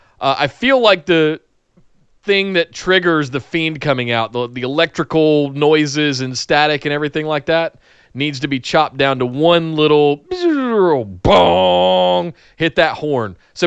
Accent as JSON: {"language": "English", "region": "Southern", "country": "United States", "tie": "born or raised there", "said": "I am Southern, you know. I was raised in the woods."}